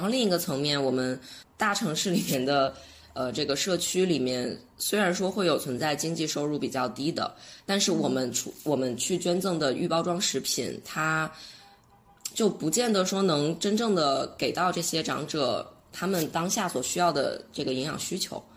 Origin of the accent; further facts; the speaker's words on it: China; 我们中国人